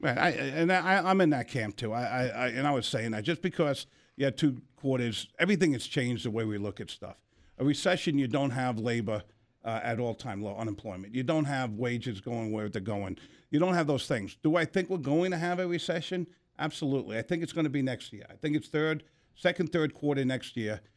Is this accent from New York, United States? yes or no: yes; New York, United States; moved away; also born or lived in Arizona; I'm a New Yorker